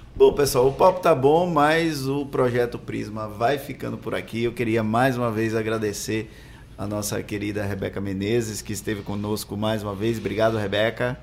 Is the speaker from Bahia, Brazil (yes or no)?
yes; Valença, Bahia, Brazil; now in Salvador, Brazil; Eu nasci e cresci em Valença